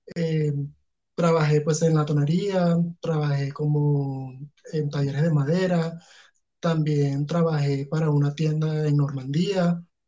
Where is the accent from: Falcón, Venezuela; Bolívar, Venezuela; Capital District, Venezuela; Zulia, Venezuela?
Falcón, Venezuela; Punto Fijo; now in Bogotá, Colombia; yo salí de Punto Fijo con mi papá